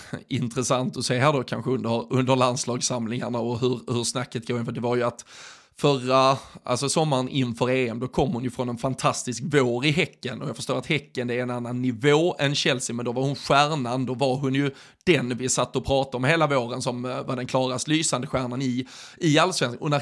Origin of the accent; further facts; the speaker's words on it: Sweden; de gladaste bilderna man från, eller som svensk har sett de senaste dagarna